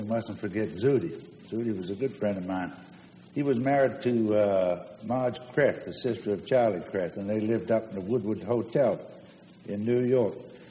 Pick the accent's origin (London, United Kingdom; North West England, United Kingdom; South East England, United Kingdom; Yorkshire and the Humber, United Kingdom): London, United Kingdom; now in United States; I'm a drummer. I came from London.